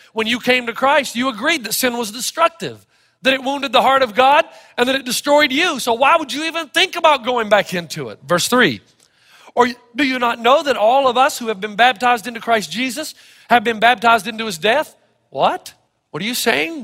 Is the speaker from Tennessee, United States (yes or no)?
yes; Elizabethton, Tennessee, United States; When I was growing up in Elizabethton, Tennessee